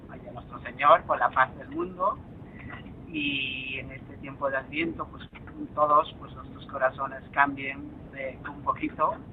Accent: Peru; now in Spain; yo soy de Perú.

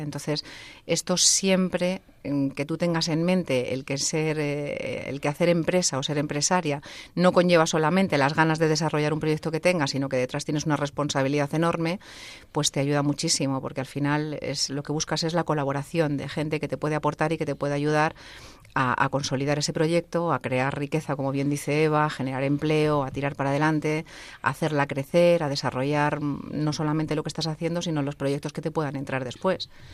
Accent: Salamanca, Castile and León, Spain; Yo soy de Salamanca

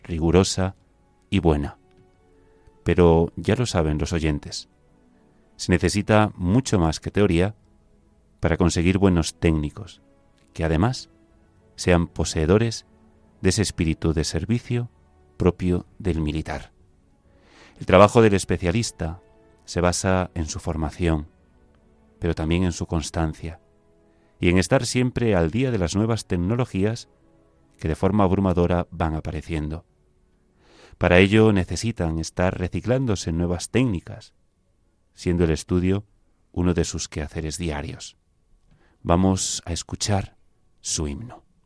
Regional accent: Galicia, Spain; now in Madrid, Spain; yo la definición de siempre, gallego

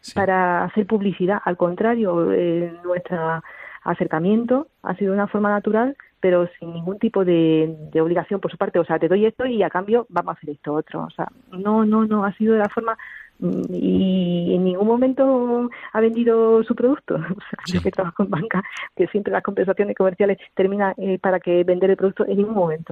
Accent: Jaén, Andalusia, Spain; now in Toledo, Spain; nosotros no somos de aquí, de Toledo, somos de Jaén

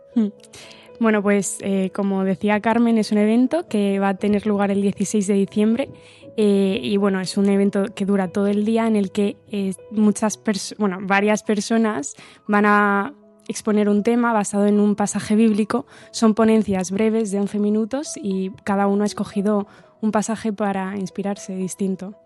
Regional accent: Santiago de Compostela, Galicia, Spain; soy de aquí de Santiago de Compostela y soy ingeniera

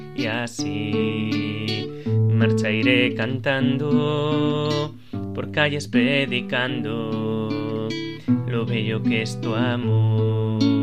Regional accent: Pola de Laviana, Asturias, Spain; en mi pueblo, en Puebla de la Viana

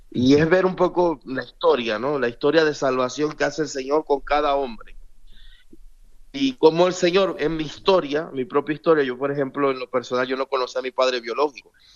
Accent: Venezuela; yo como venezolano

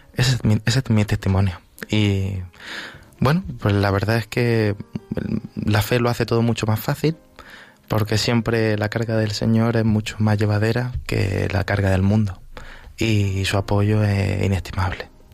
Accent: Vélez-Rubio, Andalusia, Spain; also born or lived in Huércal-Overa; now in Villaviciosa de Odón, Spain; Yo soy de un pueblecito pequeño de Almería que se llama Vélez Rubio

